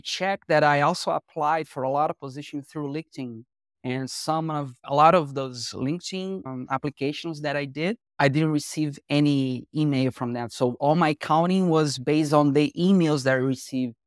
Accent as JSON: {"language": "English", "region": "Rio de Janeiro", "country": "Brazil", "tie": "born or raised there", "said": "I was born and raised in Rio de Janeiro, Brazil"}